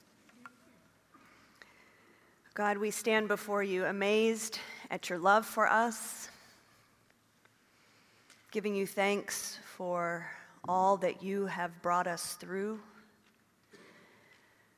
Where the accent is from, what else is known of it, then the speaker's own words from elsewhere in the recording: Oklahoma, United States; moved away; also born or lived in Rockville; I grew up in Oklahoma